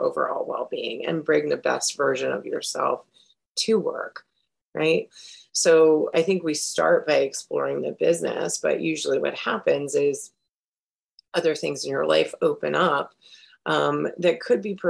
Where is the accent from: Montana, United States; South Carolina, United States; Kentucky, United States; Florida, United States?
Florida, United States; South; I grew up in South Florida